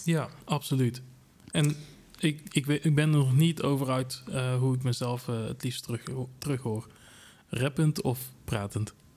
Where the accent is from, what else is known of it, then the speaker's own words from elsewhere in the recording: Tilburg, North Brabant, Netherlands; ik kom ook uit Tilburg, zodat jullie kunnen uh, eh, kunnen horen.